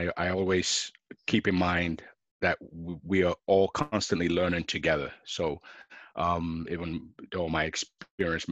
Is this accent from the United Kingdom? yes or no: yes; London, United Kingdom; I was born in London